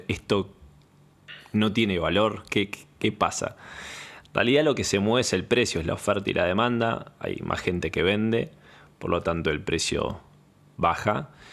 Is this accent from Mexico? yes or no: no; Argentina; soy de Argentina.